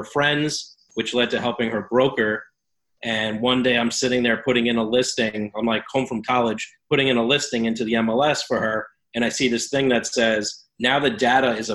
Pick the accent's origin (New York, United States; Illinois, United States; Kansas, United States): New York, United States; Long Island; I grew up on Long Island, New York